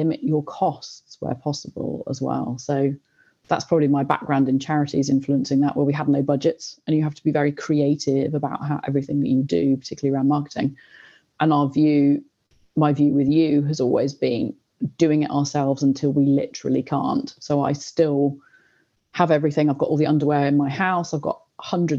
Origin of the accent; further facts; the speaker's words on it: Oxford, South East England, United Kingdom; I grew up in Oxford. I was at school here.